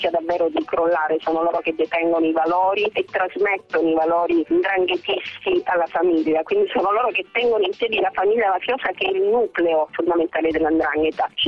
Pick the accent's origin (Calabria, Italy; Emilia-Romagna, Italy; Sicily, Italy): Calabria, Italy; da calabresi